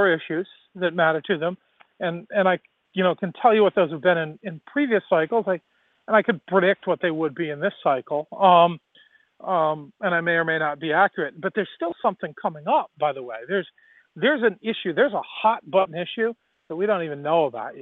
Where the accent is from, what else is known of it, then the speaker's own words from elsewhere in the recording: Rhode Island, United States; I love my home state and I love Providence